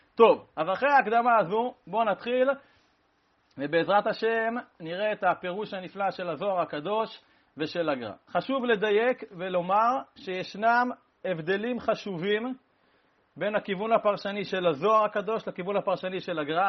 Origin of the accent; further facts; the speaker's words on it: Rehovot, Central District, Israel; אני נולדתי בקפלן